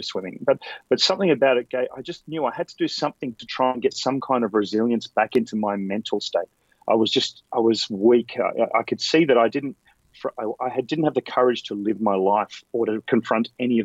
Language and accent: English; Canberra, Australian Capital Territory, Australia; moved away as an adult; now in Sydney, Australia; I grew up in Canberra, which is about 3 hours drive south of Sydney.